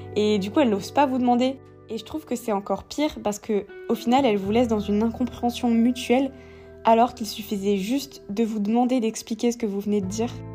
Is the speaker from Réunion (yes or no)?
yes; Réunion; moved away as an adult; also born or lived in metropolitan France; now in France; je viens de la Réunion et que là-bas on parle français